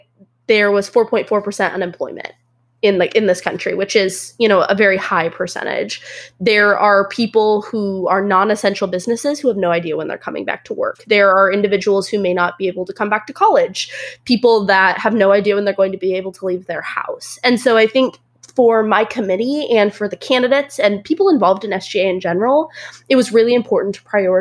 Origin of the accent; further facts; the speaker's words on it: Central Washington, United States; moved away as an adult; now in Fort Worth, United States; I'm from Central Washington, about 2 hours outside of Seattle.